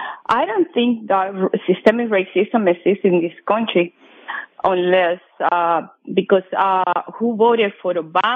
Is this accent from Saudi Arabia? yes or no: no; Cuba; now in United States; When I came from Cuba, I worked for the postal service